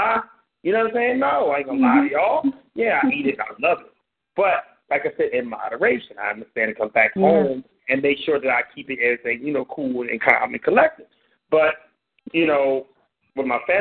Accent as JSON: {"language": "English", "town": "Compton", "region": "California", "country": "United States", "tie": "born or raised there", "said": "I grew up in Compton"}